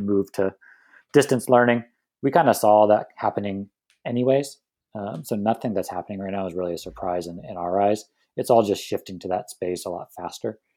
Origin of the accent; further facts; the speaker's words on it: San Diego, California, United States; I'm born and raised in San Diego